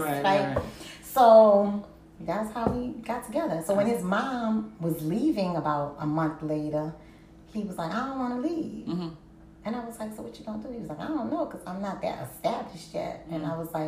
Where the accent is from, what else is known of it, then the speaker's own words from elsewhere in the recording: New Orleans, Louisiana, United States; I was from New Orleans